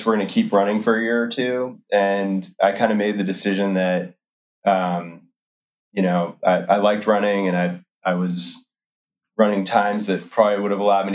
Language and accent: English; Oregon, United States; also born or lived in Massachusetts; we packed up and moved to Oregon, soon to learn that it was called Oregon, and stayed there until all the way through high school.